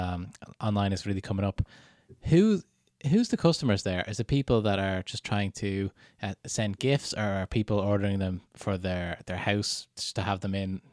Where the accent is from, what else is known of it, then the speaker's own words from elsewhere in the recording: Canada; moved away; I was born in Canada, lived there for 9 years altogether